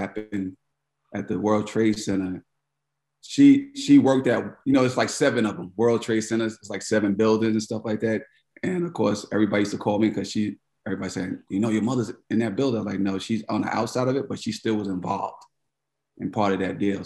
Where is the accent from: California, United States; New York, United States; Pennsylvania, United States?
New York, United States; New York City; moved away as an adult; also born or lived in North Carolina / San Francisco; I grew up in Queens, New York